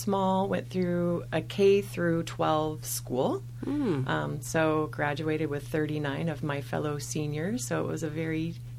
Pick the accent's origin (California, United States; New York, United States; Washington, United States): Washington, United States; Toutle; moved away as an adult; also born or lived in Longview, Washington / Portland, Oregon; I grew up in Washington State in a tiny little town called Tootle, T-O-U-T-L-E.